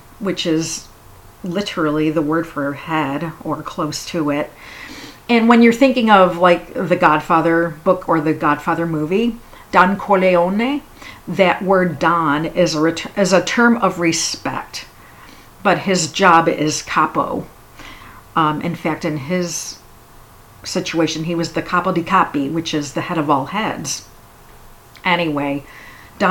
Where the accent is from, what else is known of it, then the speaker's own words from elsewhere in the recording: Chicago, Illinois, United States; I said, Chicago